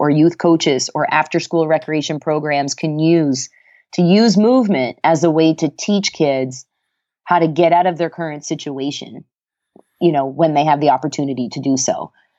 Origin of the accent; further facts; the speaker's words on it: Antigonish, Nova Scotia, Canada; also born or lived in Virginia, United States; my alma mater in Canada after I finished up at UVA, which was really a dream gig because it was in my hometown.